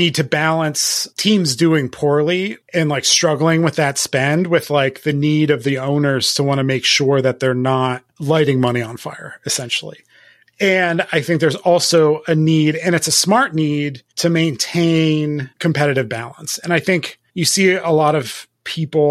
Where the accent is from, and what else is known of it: Philadelphia, Pennsylvania, United States; born or raised there